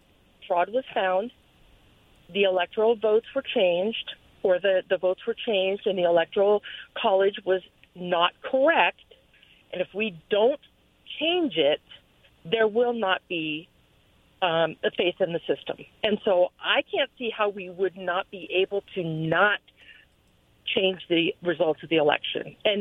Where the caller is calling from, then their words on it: Pasco, Washington, United States; from Pasco.